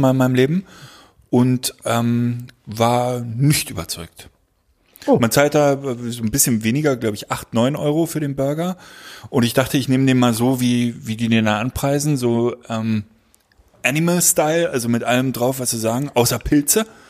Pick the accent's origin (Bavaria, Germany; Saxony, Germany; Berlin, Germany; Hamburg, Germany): Berlin, Germany; ich bin ja Berliner und ich bin auch in der Nähe eines ähm, einer Siedlung, einer, eines Ghettos groß geworden